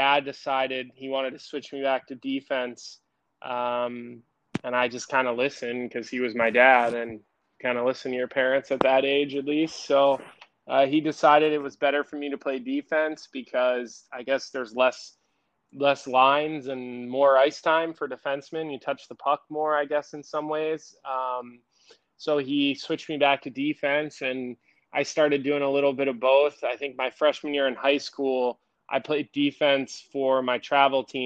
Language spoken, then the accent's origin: English; Villanova, Pennsylvania, United States; where I grew up in Villanova